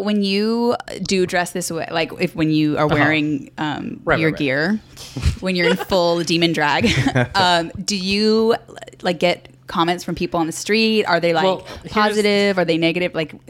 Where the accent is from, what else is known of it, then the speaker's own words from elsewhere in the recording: Fullerton, California, United States; growing up in Fullerton